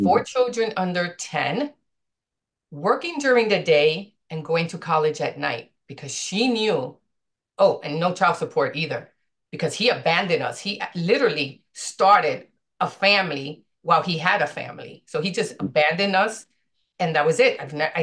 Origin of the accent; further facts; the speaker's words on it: New York City, New York, United States; I was born and raised in the South Bronx